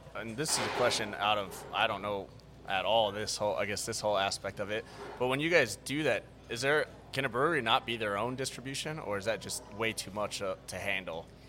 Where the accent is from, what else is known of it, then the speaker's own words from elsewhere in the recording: Florida, United States; also born or lived in Virginia / Washington, D.C.; I was born and raised in Florida